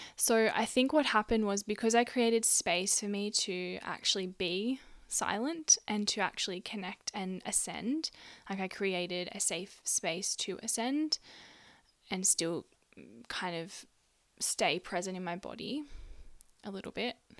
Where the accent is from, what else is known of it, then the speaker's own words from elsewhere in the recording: Gunnedah, New South Wales, Australia; my hometown of Gunnedah, a country town in New South Wales, Australia. That's where I grew up.